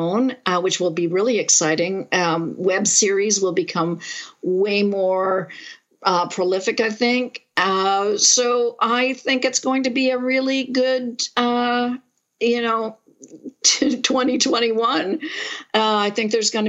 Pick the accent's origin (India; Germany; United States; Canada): Canada; Montreal, Quebec; now in Toronto, Canada; I grew up in Montreal